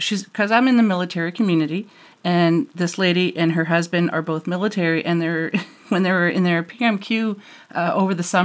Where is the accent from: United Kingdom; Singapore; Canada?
Canada; New Brunswick; also born or lived in Alberta; now in Ontario, Canada; I was born and raised in New Brunswick, now in Ontario, but New Brunswick